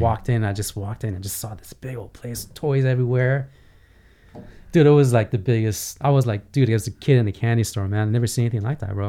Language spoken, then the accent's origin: English; Glendale, California, United States; English is a second language; also born or lived in Iran; I grew up in Glendale, California